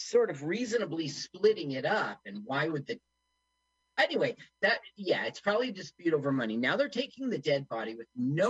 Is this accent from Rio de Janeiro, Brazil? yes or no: yes; Rio de Janeiro, Brazil; I did some growing up in Rio, actually, and then I went on to return from my master's.